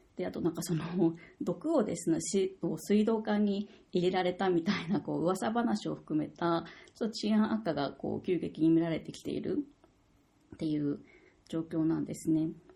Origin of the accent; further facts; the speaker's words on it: Tokyo, Japan; moved away as an adult; also born or lived in Myanmar; now in Niigata, Japan; 出身は東京なので東京の大学院通っていた